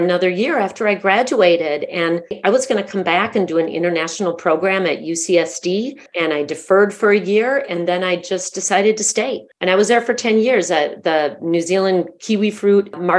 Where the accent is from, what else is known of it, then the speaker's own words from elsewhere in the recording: United States; accent: gringa; my cute gringa accent